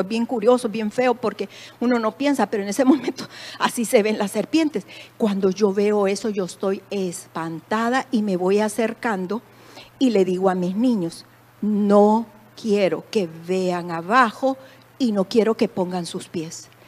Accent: El Salvador; moved away as an adult; En mi país

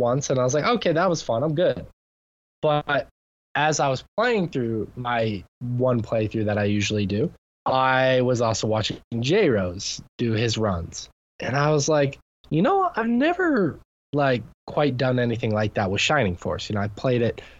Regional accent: United States; being American

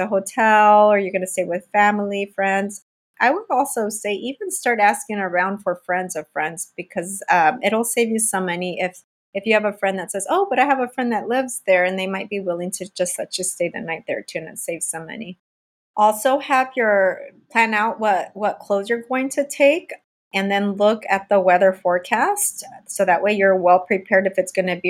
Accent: California, United States; I'm from California and raised in sunny California.

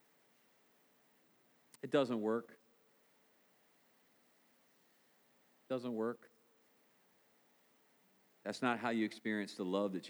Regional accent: United States; as good American people

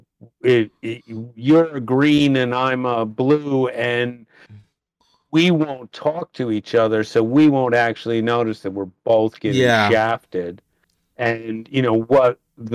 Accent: United States; accent: American; moved away as an adult; now in Australia; You may have noticed from the accent, I am an American, but I've lived here in Australia for 30 years

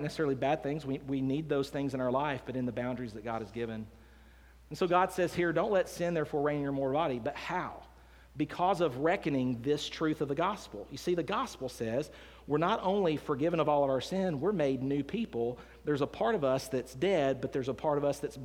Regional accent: Decatur, Alabama, United States; I grew up here in Decatur, Alabama. I was born and raised here

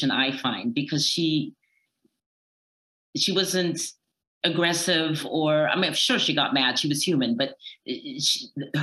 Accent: Berlin, Germany; Yes, I'm American, but I was born in Berlin and I grew up there.

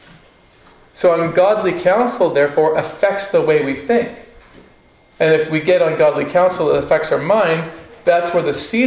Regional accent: Northwest Territories, Canada; I grew up in the Northwest Territories

